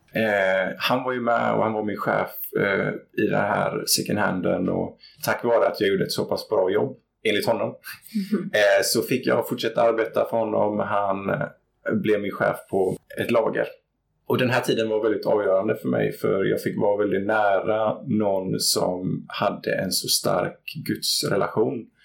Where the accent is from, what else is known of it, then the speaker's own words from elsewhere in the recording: Gothenburg, Västra Götaland, Sweden; jag växte upp i Göteborg i utkanten, ett litet område som heter Gunnilse